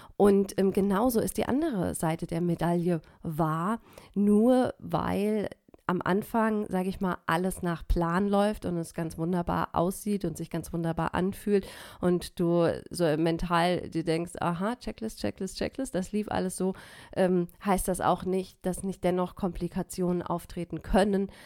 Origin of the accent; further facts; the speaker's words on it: Germany; hier bei uns in Deutschland